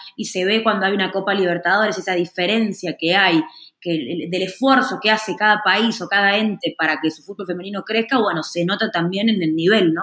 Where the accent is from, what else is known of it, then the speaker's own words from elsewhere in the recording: Argentina; en la Argentina, donde soy yo